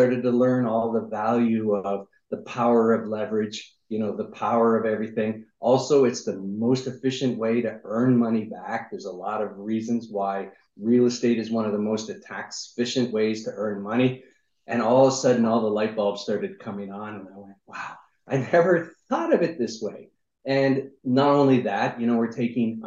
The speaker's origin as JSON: {"language": "English", "town": "Niagara Falls", "region": "Ontario", "country": "Canada", "also_born_or_lived": "United States", "moved": "as an adult", "said": "I'm originally from Niagara Falls, Canada"}